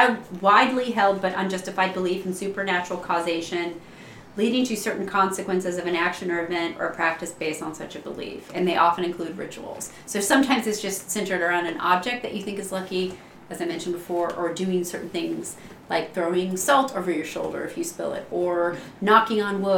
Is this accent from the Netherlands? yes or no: no; England, United Kingdom; I am, but I'm English, so right.